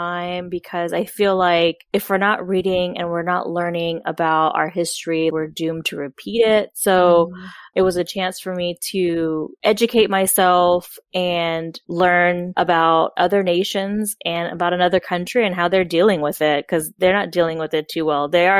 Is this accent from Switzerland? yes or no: no; Canada; now in United States; I'm from Canada. I was born there. I visited there many times. I still have family there, but I don't live there. So my knowledge of Canada is limited.